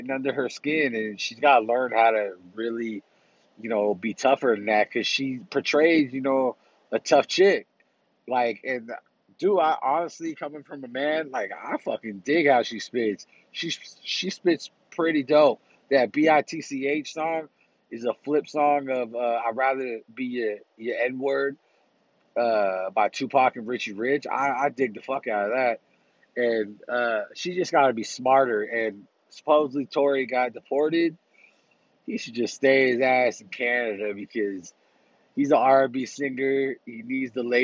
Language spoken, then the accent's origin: English; Bay Area, California, United States; from the Bay Area. My hometown. Well, not specifically, just my area, the Bay Area